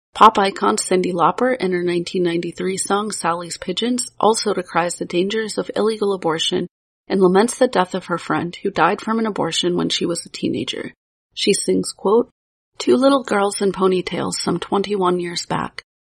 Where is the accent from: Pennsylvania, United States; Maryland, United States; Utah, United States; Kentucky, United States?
Pennsylvania, United States; Pittsburgh; my hometown of Pittsburgh, Pennsylvania